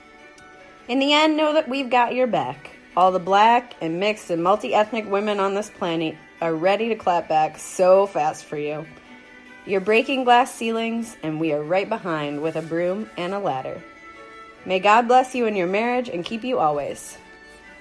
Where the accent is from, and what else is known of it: United States